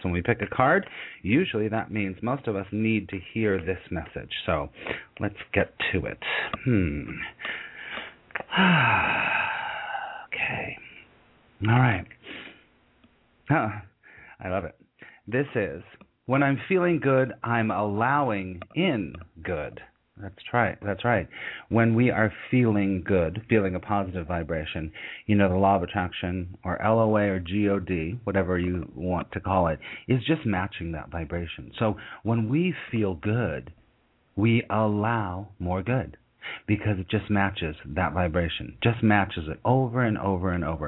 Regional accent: California, United States; I'm in California right now, and I grew up in California

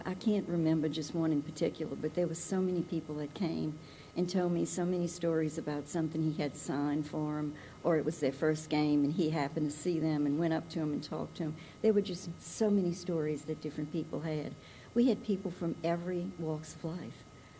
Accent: New Orleans, Louisiana, United States; I'm from New Orleans. My husband was from New Orleans. And we're just like one big family over there.

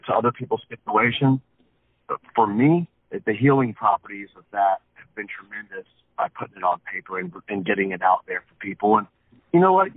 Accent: Wilmington, North Carolina, United States; also born or lived in Plant City, Florida; I was raised in Wilmington, North Carolina. That's where I'm from

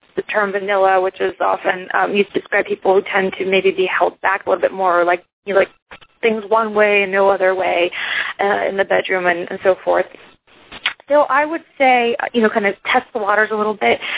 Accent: Iceland; now in United States; I'm originally from Iceland

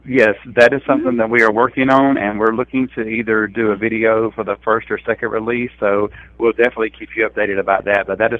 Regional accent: North Carolina, United States; He's from South Carolina and I'm from North Carolina.

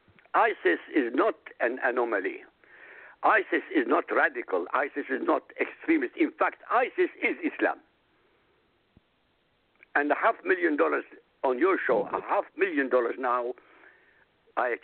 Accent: Iraq; moved away; I come from Iraq. I grew up in Iraq.

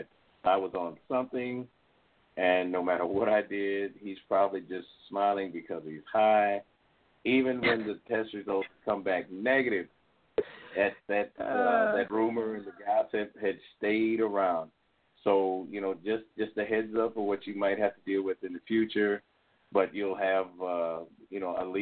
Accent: Illinois, United States; moved away as an adult; also born or lived in Mississippi; I was from Illinois

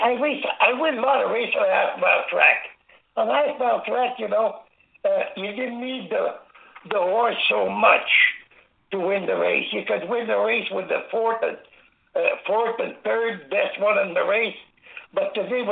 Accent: Angers, Quebec, Canada; born or raised there

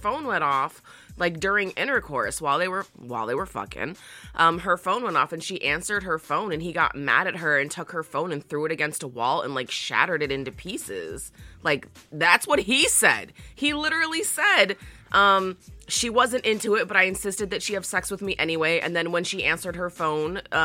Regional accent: Chicago, Illinois, United States; my hometown

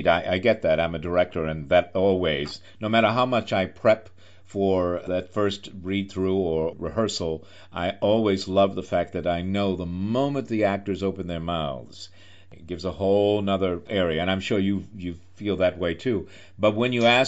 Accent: New York, United States; as a New Yorker

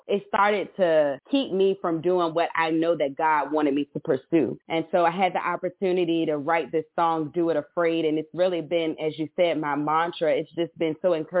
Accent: Petersburg, Virginia, United States; I am from Petersburg, Virginia

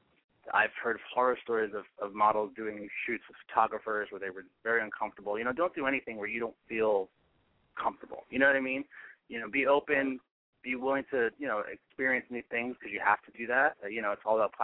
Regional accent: East Coast, United States; now in Los Angeles, United States; I'm from the East Coast originally

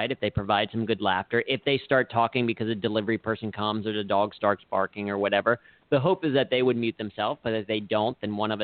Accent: Cincinnati, Ohio, United States; I grew up in Cincinnati

